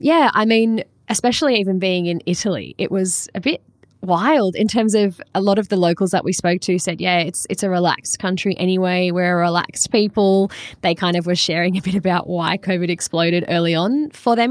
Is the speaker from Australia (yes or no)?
yes; Australia; I'm from Australia